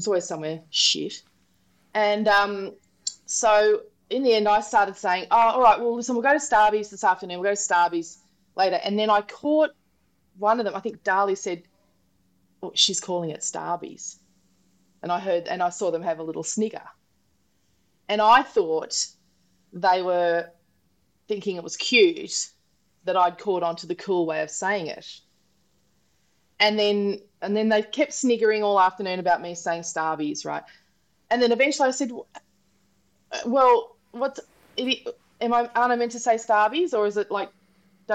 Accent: Queensland, Australia; I'm a Queenslander

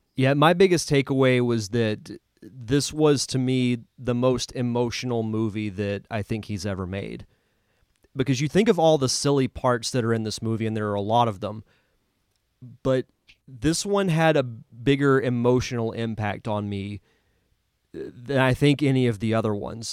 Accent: Pensacola, Florida, United States; am from Pensacola

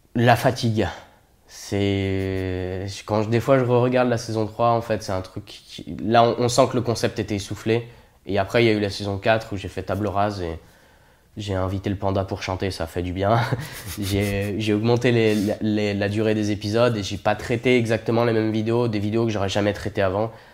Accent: Saint-Étienne, Auvergne-Rhône-Alpes, France; Je viens de Saint-Étienne, la ville des Verts, la ville de la mine. Euh, j'ai grandi là-bas, je suis né là-bas

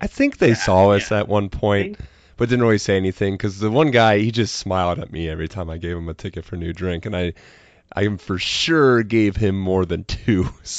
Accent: Midwest, United States; I grew up in the Midwest

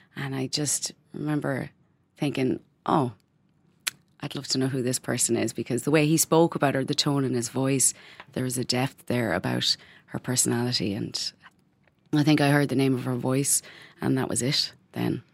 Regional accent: Ireland; moved away as an adult; now in Berlin, Germany; growing up in Catholic Ireland

